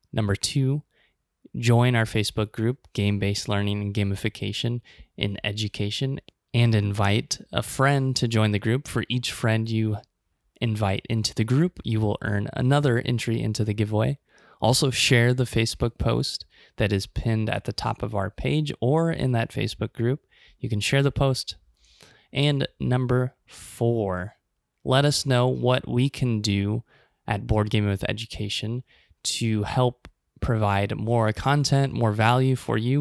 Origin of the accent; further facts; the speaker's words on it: Omaha, Nebraska, United States; Omaha, Nebraska, my hometown